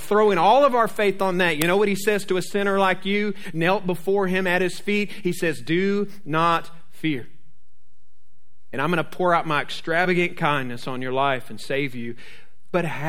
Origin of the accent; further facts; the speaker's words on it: Jacksonville, Florida, United States; I'm from Jacksonville